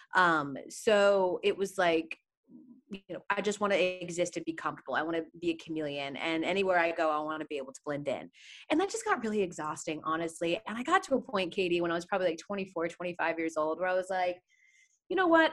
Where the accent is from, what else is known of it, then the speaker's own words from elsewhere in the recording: Atlanta, Georgia, United States; moved away; in Atlanta, my hometown